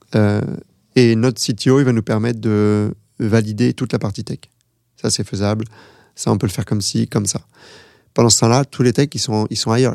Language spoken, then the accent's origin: French; France; moi, je suis français